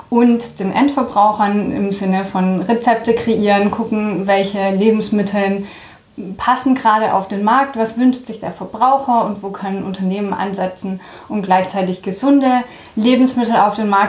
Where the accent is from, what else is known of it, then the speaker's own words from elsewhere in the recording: France; ja, also ich bin in Frankreich aufgewachsen. Ähm, das war damals arbeitsbedingt durch meinen Vater und ähm, dann haben sich meine Eltern gedacht, schade doch nichts, wenn die Kinder mal zweisprachig aufwachsen.